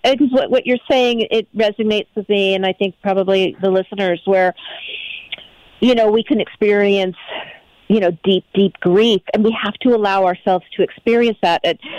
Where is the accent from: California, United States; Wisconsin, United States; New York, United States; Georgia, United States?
California, United States; Pasadena; I come from Southern California, Pasadena, L.A. area, and my experience here has been the people are happier.